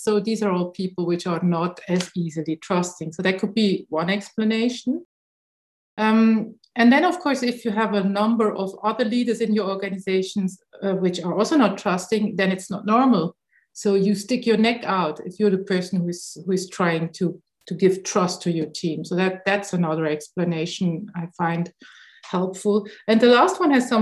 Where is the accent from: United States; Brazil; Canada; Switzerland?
Switzerland; I'm coming from Switzerland and we are so-called a high trust country.